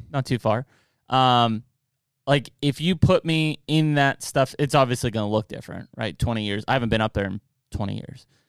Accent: Penn Trafford area, Westmoreland County, Pennsylvania, United States; I grew up out in Penn Trafford area, Westmoreland County.

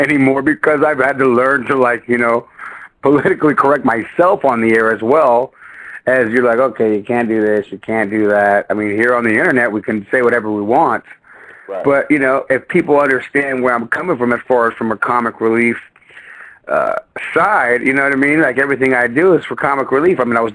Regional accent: San Jose, California, United States; I'm from the east side of San Jose, I was a hood rat growing up

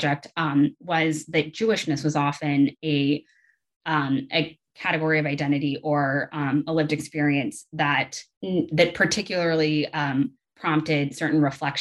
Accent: Atlanta, Georgia, United States; moved away as an adult; also born or lived in South Carolina / Southeast United States; now in Lewiston, United States; I am originally from Atlanta

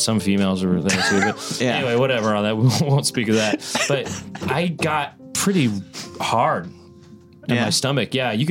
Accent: Los Angeles, California, United States; I saw that guy growing up in Los Angeles all the time

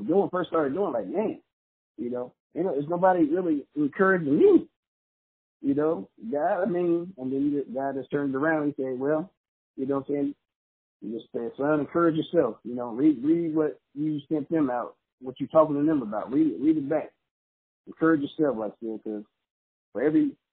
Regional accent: Los Angeles, California, United States; Coming from a small church growing up in Los Angeles, California

